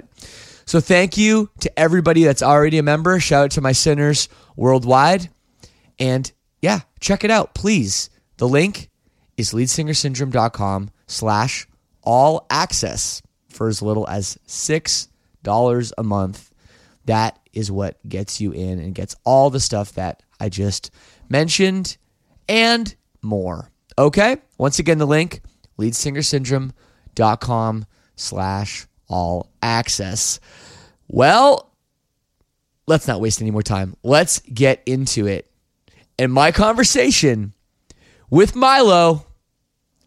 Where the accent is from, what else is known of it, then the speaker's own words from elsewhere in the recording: Oakville, Ontario, Canada; I'm Canadian. I grew up just outside, well, in Oakville, Ontario, just outside Toronto.